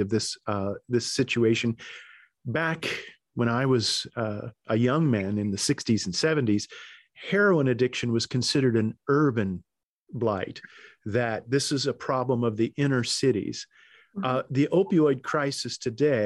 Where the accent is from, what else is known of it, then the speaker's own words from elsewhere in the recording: the Ozarks, United States; I grew up in the Ozarks